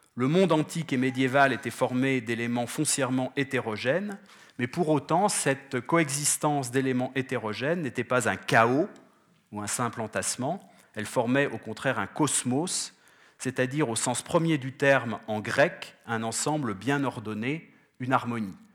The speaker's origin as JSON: {"language": "French", "country": "France", "said": "je viens de France"}